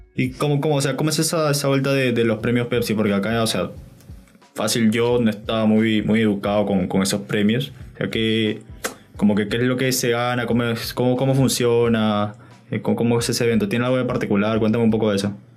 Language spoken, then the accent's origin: Spanish; Lima, Peru; yo también soy de Lima